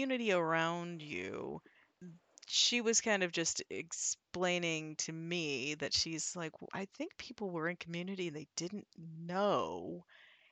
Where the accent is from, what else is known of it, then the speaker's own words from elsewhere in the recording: Midwest, United States; I'm from the Midwest